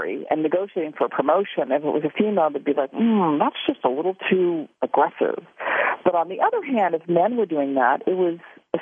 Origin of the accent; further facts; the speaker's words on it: Southern California, United States; I'm from Southern California